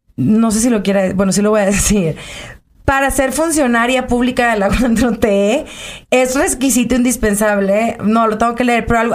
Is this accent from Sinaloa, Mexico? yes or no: yes; Culiacán, Sinaloa, Mexico; Soy de Culiacán